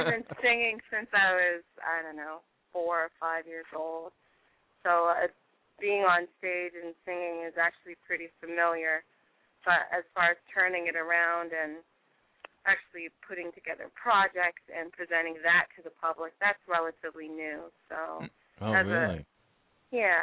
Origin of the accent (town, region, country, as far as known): California, United States; born or raised there; first language French; English is a second language; also born or lived in France / Mozambique / Guinea-Bissau; now in Washington DC, United States